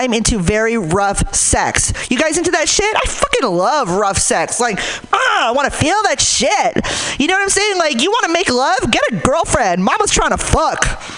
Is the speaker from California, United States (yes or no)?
yes; Hayward, California, United States; Like, I'm from Hayward, so I want to feel like I ran from the cops and lost.